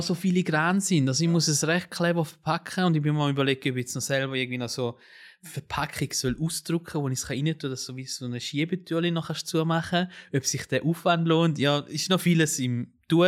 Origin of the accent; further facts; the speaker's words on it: Switzerland; also born or lived in Italy; Also ich bin ja Schweizer und Italiener